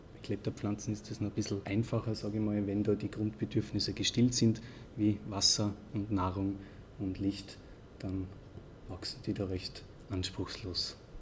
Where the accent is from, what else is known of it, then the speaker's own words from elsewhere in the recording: Austria; bei uns in Österreich